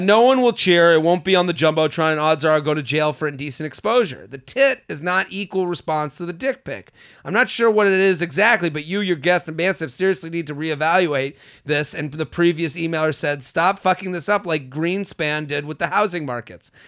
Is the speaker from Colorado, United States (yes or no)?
no; Boston, Massachusetts, United States; moved away; So that is my hometown